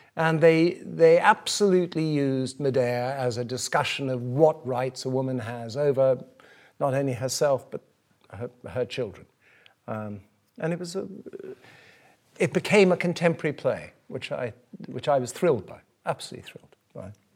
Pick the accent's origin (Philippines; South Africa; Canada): South Africa; moved away as an adult; I grew up in South Africa, I came to this country to be a painter.